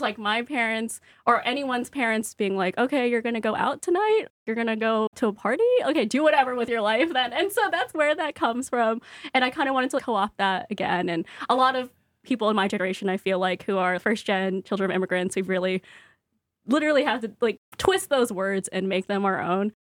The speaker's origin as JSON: {"language": "English", "town": "Stockton", "region": "California", "country": "United States", "tie": "born or raised there", "also_born_or_lived": "San Jose, California", "moved": "yes", "lives_now": "Brooklyn, United States", "said": "I was born in San Jose, and I lived there for six years, and then we moved to Stockton, which is in the Central Valley"}